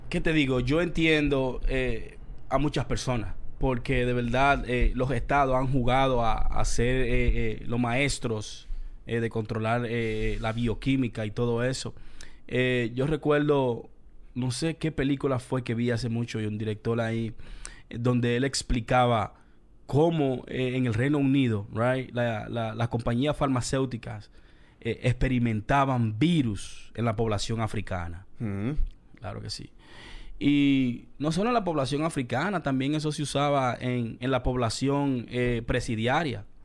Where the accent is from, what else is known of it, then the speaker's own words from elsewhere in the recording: Dominican Republic; now in Queens, United States; yo no soy de Colombia, yo soy dominicano.